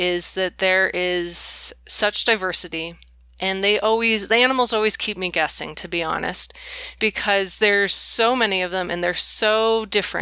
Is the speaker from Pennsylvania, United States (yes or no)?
no; Bay Area, California, United States; I grew up in the Bay Area in California